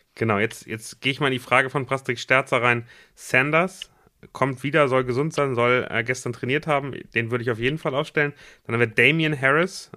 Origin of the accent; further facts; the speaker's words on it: Germany; für uns als Deutsche